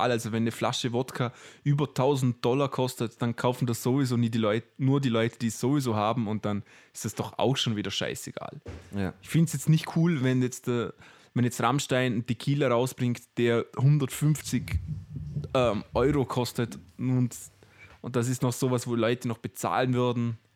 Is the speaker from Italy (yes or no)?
no; Austria; uns als Österreicher, glaube ich, gar nicht so bewusst.